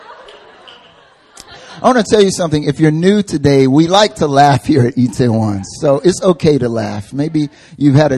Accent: North Carolina, United States; now in South Korea; I'm from North Carolina originally

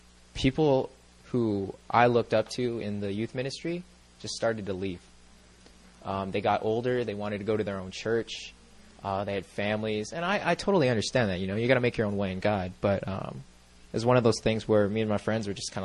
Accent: Southern California, United States; I'm like the prototypical suburbia kid. I'm from Southern California.

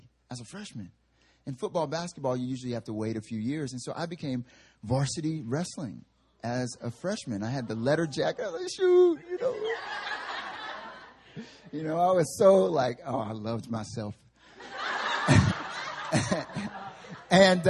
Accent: the South, United States; now in Seoul, South Korea; Growing up in the South

